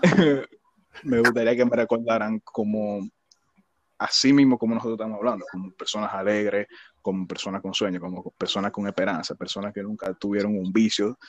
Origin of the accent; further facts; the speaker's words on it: Villa Faro, Distrito Nacional, Dominican Republic; me crié en Villafaro